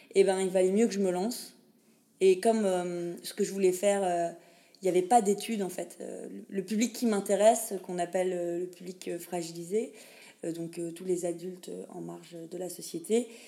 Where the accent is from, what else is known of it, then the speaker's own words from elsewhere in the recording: Pont-à-Mousson, Grand Est, France; accent: French; moved away as an adult; also born or lived in Nancy / Lille / Namur; je viens de France, plus précisément de Lorraine. Et encore plus précisément, je suis musipontaine, c'est-à-dire habitante de Pont-à-Mousson